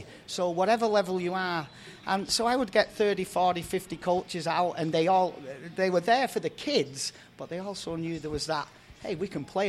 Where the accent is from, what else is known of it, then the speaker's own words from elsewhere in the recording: England, United Kingdom; now in United States; played decent level of semi-pro in my hometown team in England.